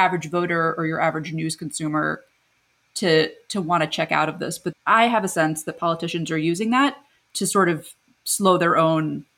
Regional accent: United States; as an American

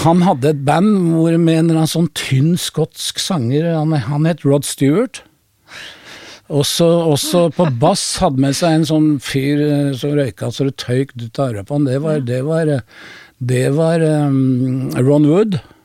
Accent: Oslo, Norway; Jeg er oppvokst med Carl Berner.

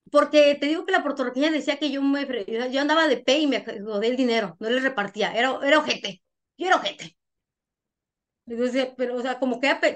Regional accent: Honduras; yo no creo que me vine de Honduras por, por buena

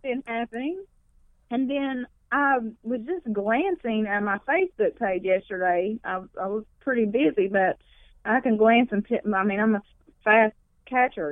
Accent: McDowell County, West Virginia, United States; where I grew up in McDowell County, the most Appalachian you could get.

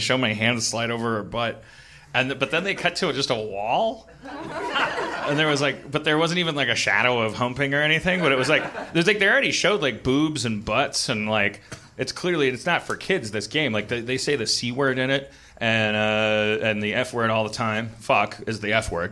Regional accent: Wisconsin, United States; I'm from Wisconsin

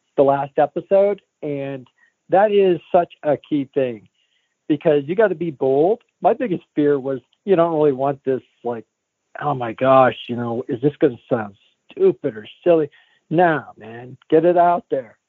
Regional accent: Falls Creek, Pennsylvania, United States; I am from Falls Creek, Pennsylvania, which is 2 hours from, 2.5 hours north of Pittsburgh, 3 hours from Erie, pretty much 2 to 3 hours from everywhere. North Central

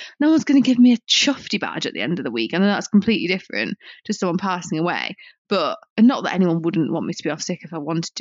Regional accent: England, United Kingdom; accent: British; I'm from England.

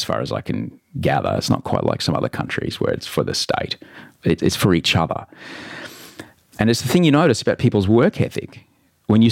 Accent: Brisbane, Queensland, Australia; I grew up in Brisbane, in Australia

